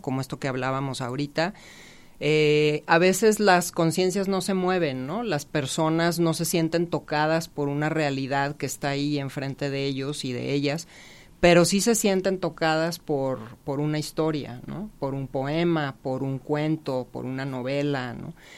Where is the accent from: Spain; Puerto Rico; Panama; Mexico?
Mexico; Mazatlán, Sinaloa; ubicado en Mazatlán, que es de donde, de donde yo soy